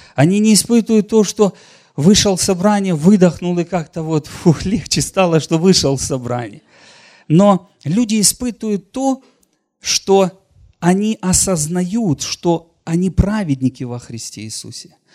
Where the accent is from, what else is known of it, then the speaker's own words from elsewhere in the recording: Donetsk land, Donetsk Oblast, Ukraine; я вообще сам из Донецкой земли